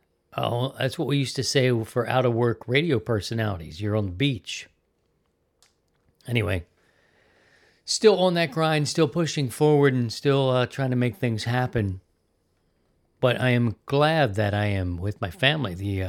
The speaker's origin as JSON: {"language": "English", "town": "Baltimore", "region": "Maryland", "country": "United States", "also_born_or_lived": "Philadelphia", "said": "However, I came to Missouri by way of Philadelphia, and that wasn't where I was from. I'm from Baltimore"}